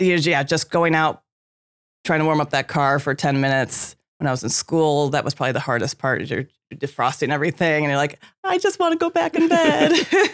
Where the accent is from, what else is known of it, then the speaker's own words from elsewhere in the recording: Chicago, Illinois, United States; I grew up in Chicago, but that big lake is so large.